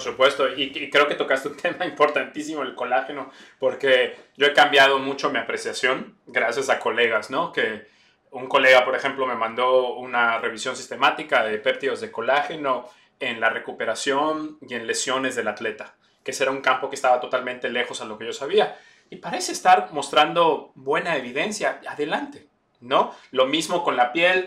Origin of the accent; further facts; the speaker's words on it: Campeche, Mexico; moved away as an adult; also born or lived in Puebla, Mexico; now in New York, United States; Yo nací en Campeche México. Eh, ahí me crié, ahí estudié medicina